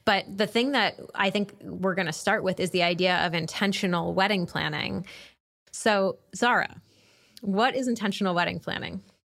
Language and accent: English; New England, United States; moved away as an adult; also born or lived in Chicago; now in Washington, D.C., United States; I'm from New England